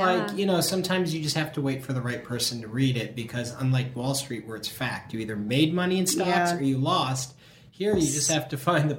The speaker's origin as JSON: {"language": "English", "region": "Minnesota", "country": "United States", "tie": "born or raised there", "also_born_or_lived": "Madison, Wisconsin", "moved": "as an adult", "lives_now": "Los Angeles, United States", "said": "Yeah, I mean, I grew up in Minnesota"}